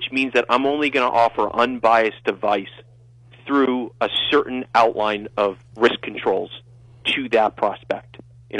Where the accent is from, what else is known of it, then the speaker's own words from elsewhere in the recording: New York City, New York, United States; moved away as an adult; now in Charleston, United States; I'm originally from New York City. If you can't tell, I grew up on the east side of Manhattan.